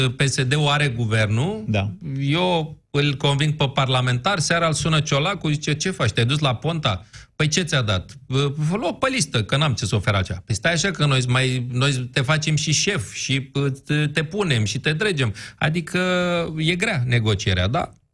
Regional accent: Bucharest, Romania; ca bucureștean

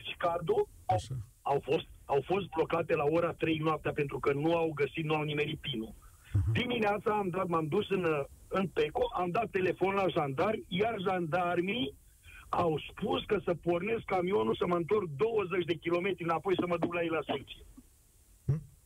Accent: Romania; now in France

